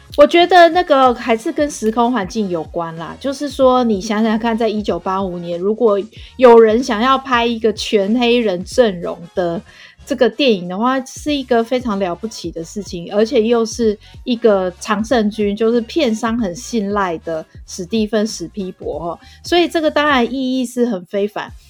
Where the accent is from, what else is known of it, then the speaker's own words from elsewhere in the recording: Taiwan; 我们这个台湾